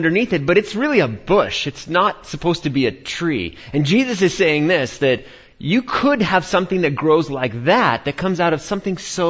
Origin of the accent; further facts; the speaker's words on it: New York, United States; born and raised in New York